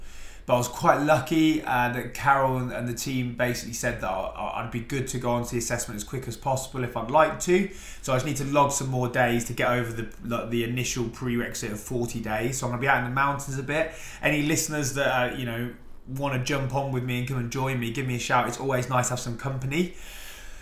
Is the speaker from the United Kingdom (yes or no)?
yes; Rushden, East Midlands, United Kingdom; I'm from Rushden in Northamptonshire